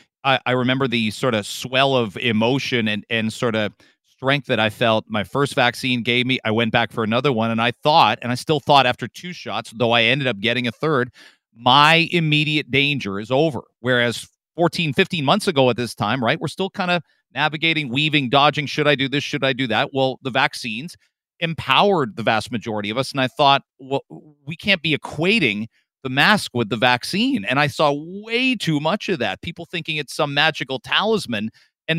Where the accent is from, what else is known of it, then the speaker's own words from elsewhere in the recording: Canada; us Canadians